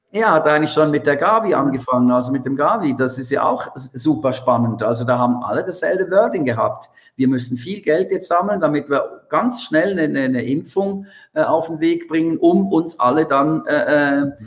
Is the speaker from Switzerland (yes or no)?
yes; Switzerland; bei uns in der Schweiz